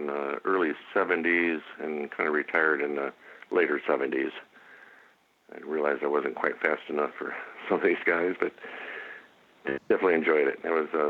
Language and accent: English; Joliet, Illinois, United States; also born or lived in Peoria, Illinois; I was born in Peoria, Illinois, but I grew up mostly in Joliet. My dad had a motorcycle dealership in Joliet, so we moved there when I was 4, and we lived upstairs from that for quite a while.